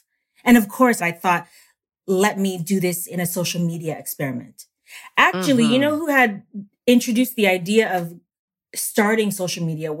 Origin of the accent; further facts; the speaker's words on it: Toronto, Ontario, Canada; moved away as an adult; also born or lived in New York City, United States; now in Sweden; So I'm born and raised in Toronto, Canada. And my dad's side of the family is American. And my mom is Filipino, but they both met in Canada.